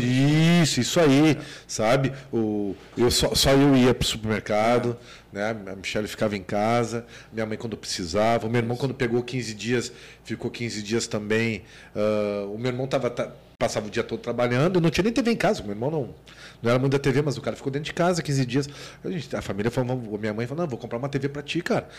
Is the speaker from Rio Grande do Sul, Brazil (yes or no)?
yes; Rio Grande do Sul, Brazil; eu sou gaúcho